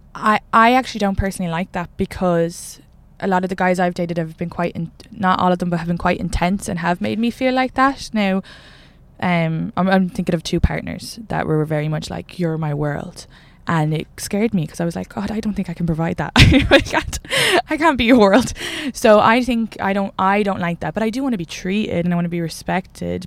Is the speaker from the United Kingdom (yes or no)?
no; Kildare, Leinster, Ireland; I'm from Kildare